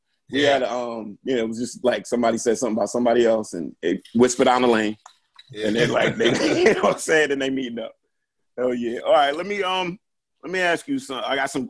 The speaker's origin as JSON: {"language": "English", "town": "New York City", "region": "New York", "country": "United States", "tie": "born or raised there", "said": "growing up in Brooklyn"}